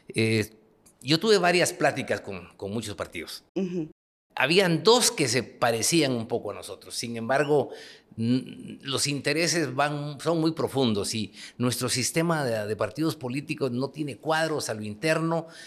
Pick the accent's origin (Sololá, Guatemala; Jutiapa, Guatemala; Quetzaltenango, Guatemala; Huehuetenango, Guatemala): Huehuetenango, Guatemala; moved away as an adult; also born or lived in Guatemala City; Yo soy un ciudadano, como todos los guatemaltecos, nací en Huehuetenango